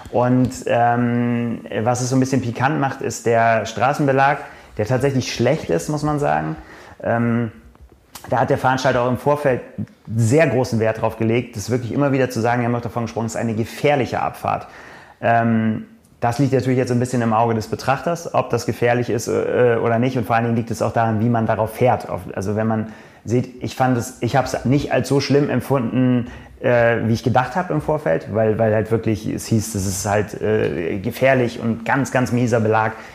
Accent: Northern Germany, Germany; Als Norddeutscher muss man immer vorsichtig sein, was man als Berg bezeichnet und was nicht.

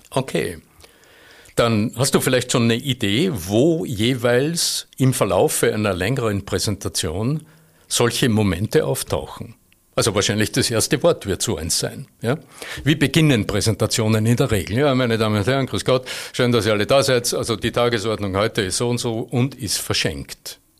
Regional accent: Vöcklabruck, Upper Austria, Austria; accent: Upper Austrian; aus meinem, meinem oberösterreichischen Idiom. Ne? Ich komme aus Vöcklerbruck, wo man halt so redet

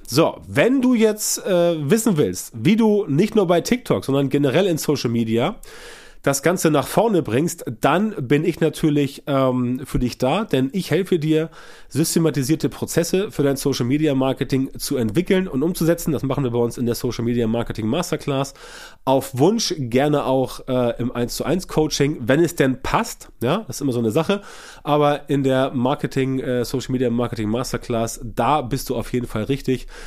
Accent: Germany; bei uns in Deutschland

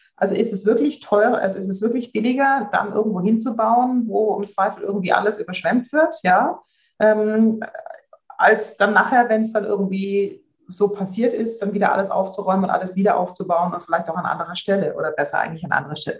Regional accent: Swabia, Germany; wie ich jetzt als Schwäbin sagen würde

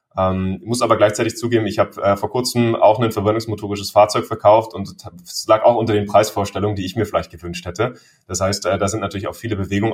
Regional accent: Germany; wir als Deutsche

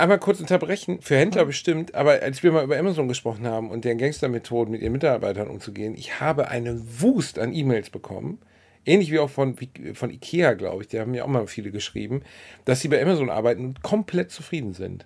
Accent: Gelsenkirchen, North Rhine-Westphalia, Germany; meiner Heimatstadt

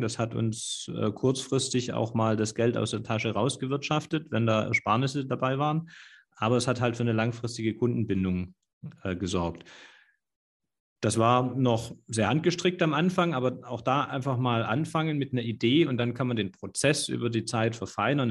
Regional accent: Swabia, Germany; für mich als Schwaben

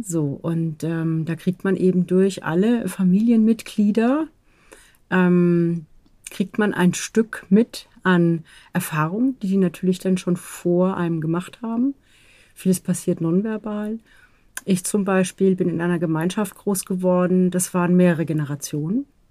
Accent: Southern Germany, Germany; ich bin auch aus dem Süden

